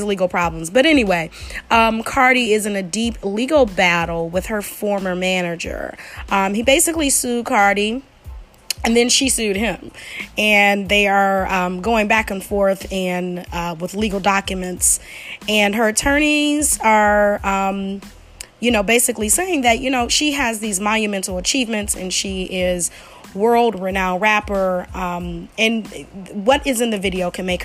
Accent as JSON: {"language": "English", "town": "Detroit", "region": "Michigan", "country": "United States", "said": "I am from the Detroit area, I am a Detroit girl, 313 girl"}